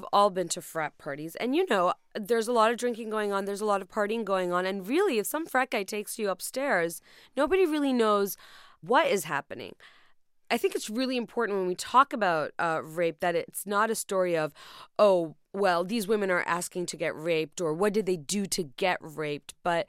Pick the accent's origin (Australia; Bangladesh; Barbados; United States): Bangladesh; Dhaka, Dhaka Division; moved away; I'm from Dhaka